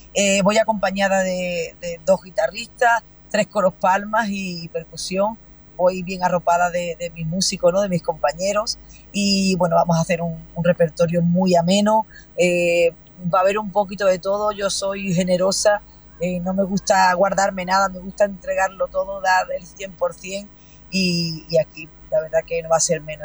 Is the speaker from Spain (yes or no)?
yes; Huelva, Andalusia, Spain; el fandango de mi tierra, de Huelva